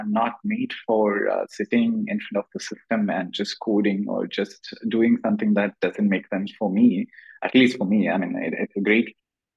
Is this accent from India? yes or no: yes; Kerala, India; English is a second language; moved away as an adult; also born or lived in Tamil Nadu / Bangalore; I come from Kerala and I studied in Tamil Nadu. My English wasn't that great.